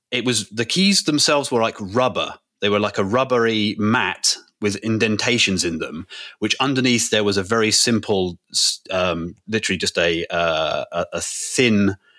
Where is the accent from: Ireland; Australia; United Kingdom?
United Kingdom; just being British